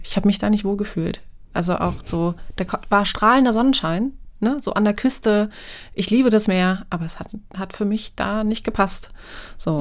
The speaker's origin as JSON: {"language": "German", "town": "Wolfsburg", "region": "Lower Saxony", "country": "Germany", "tie": "born or raised there", "also_born_or_lived": "Görlitz", "said": "Also meine Eltern haben irgendwann entschieden, dann nach Wolfsburg zu ziehen, nach dem Mauerfall"}